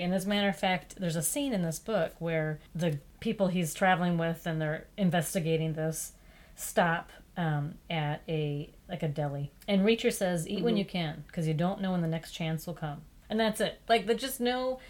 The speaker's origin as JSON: {"language": "English", "region": "South Dakota", "country": "United States", "said": "South Dakota, to my home state."}